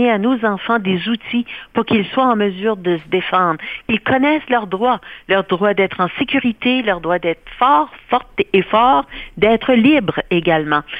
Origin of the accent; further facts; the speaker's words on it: New Brunswick, Canada; ben moi je suis originaire du Nouveau-Brunswick